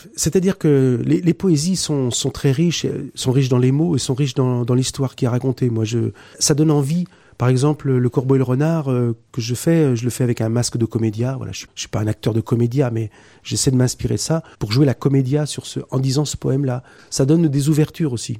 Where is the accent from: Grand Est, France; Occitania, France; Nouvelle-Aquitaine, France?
Nouvelle-Aquitaine, France; Poitiers; chez moi, de Poitiers. On est tous de Poitiers